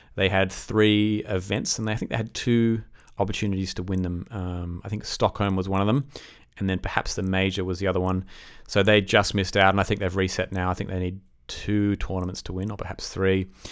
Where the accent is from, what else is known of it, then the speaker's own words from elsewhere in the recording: Australia; I'm Australian